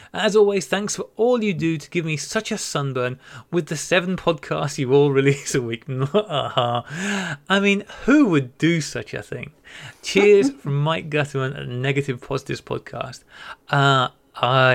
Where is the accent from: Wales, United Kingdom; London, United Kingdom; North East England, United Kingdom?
Wales, United Kingdom; North; the local park where I grew up in North Wales